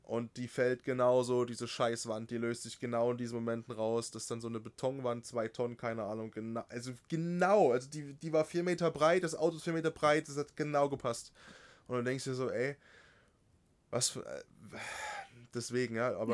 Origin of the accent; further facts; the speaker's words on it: Altenberg area, Saxony, Germany; in Altenberg, ne, in meiner Heimat da in der Ecke